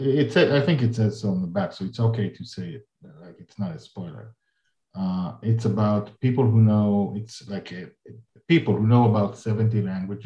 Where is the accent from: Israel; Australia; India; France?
Israel; English is a second language; I learned in school in Israel, in Hebrew